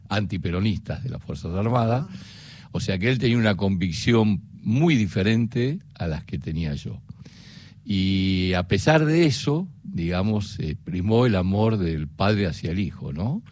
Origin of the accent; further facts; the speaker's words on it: Buenos Aires, Argentina; yo nací en Almagro, en Yatay y Cangallo